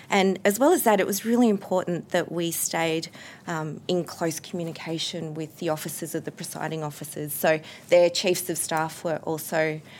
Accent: Canberra, Australian Capital Territory, Australia; I was from Canberra

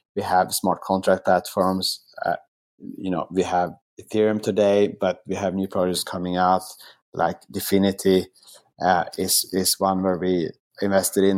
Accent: Sweden; moved away as an adult; also born or lived in Asia / New York / Singapore; now in Melbourne, Australia; in my home country of Sweden

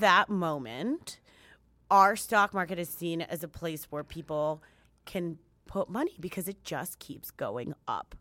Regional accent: United States; as an American, just as this gringa right here, this gringa Dominicana

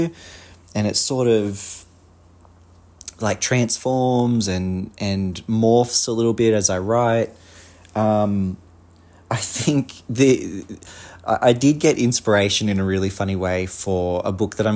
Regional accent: Australia; accent: Australian; I'm obviously an Australian, if you can't tell by my accent

